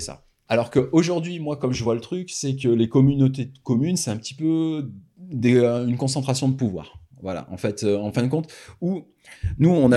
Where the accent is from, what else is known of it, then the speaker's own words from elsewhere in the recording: Ardèche, Auvergne-Rhône-Alpes, France; je viens d'Ardèche